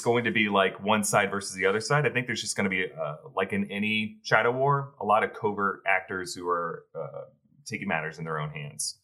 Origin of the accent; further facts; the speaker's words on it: the South, United States; growing up in the South, I've been to quite a few family reunions